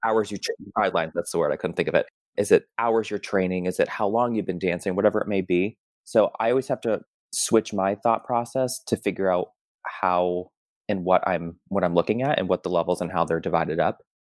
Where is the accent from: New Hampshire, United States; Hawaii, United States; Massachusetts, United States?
Massachusetts, United States; moved away as an adult; also born or lived in Tucson, Arizona / Chicago; now in New York, United States; I grew up in Massachusetts and training outside of Worcester